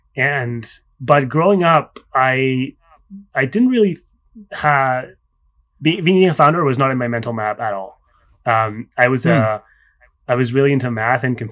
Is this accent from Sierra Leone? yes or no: no; Spain; English is a second language; also born or lived in Barcelona, Spain / Paris, France; now in New York City, United States; I was born in Spain. And I grew up between Barcelona and Paris.